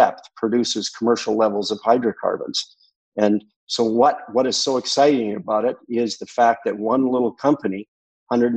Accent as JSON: {"language": "English", "region": "Alberta", "country": "Canada", "tie": "born or raised there", "moved": "yes", "lives_now": "Vancouver, Canada", "said": "I grew up in the ranching community in Alberta."}